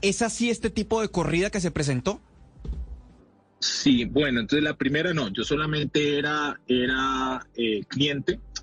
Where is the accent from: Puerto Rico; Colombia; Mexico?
Colombia; como latinoamericano